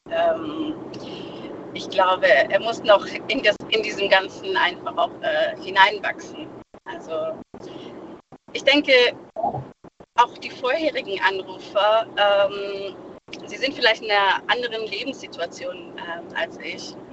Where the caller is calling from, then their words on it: Stuttgart, Baden-Württemberg, Germany; ich komme aus Stuttgart.